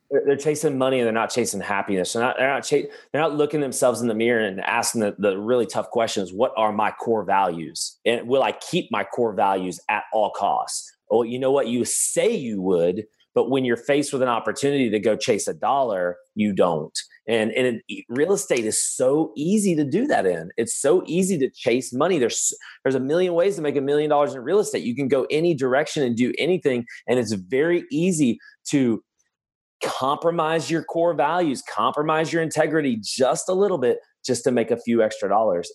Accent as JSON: {"language": "English", "town": "Birmingham", "region": "Alabama", "country": "United States", "said": "I'm from Birmingham, Alabama"}